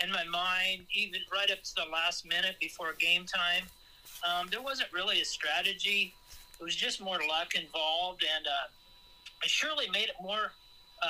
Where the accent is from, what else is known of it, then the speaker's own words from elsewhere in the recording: Iowa, United States; I'm from Iowa